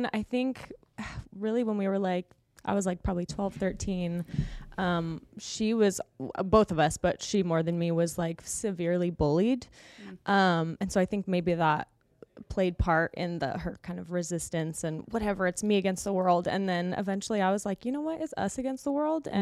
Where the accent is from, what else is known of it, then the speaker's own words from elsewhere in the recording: California, United States; moved away as an adult; now in Las Vegas, United States; I'm such a California girl